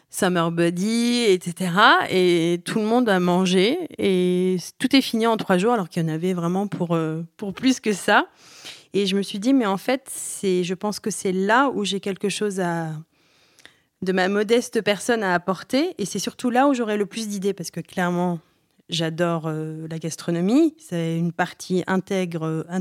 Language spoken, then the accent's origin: French; Aleppo, Aleppo Governorate, Syria; born there; Alors moi je suis née, moi je suis née à Alep.